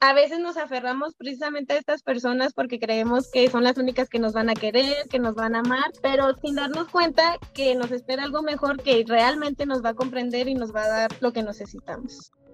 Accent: Chihuahua, Mexico; soy de Chihuahua y a él lo conocí aquí en Chihuahua

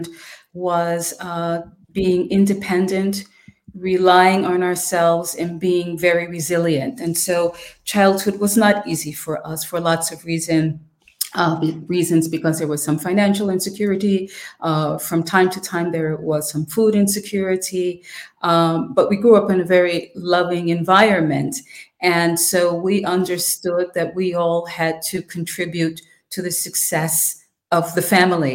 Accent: New York City, New York, United States; moved away as an adult; now in Vienna, Austria; I grew up in the Bronx in public housing.

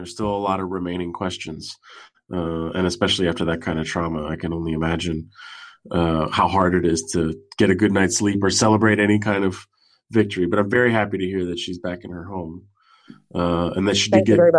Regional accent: San Francisco, California, United States; moved away as an adult; now in East Coast, United States; I'm from California. I'm from Northern California. I'm from San Francisco.

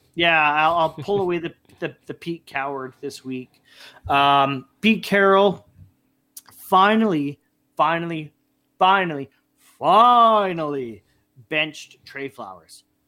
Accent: Canada; being Canadian, we're hockey guys

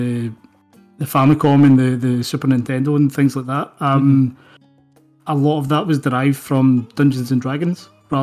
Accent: Scotland, United Kingdom; I'm an author from Scotland.

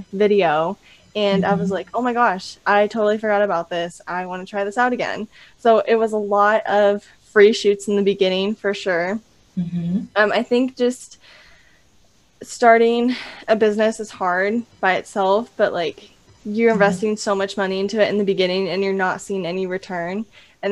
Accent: California, United States; now in Idaho, United States; I'm actually originally from California.

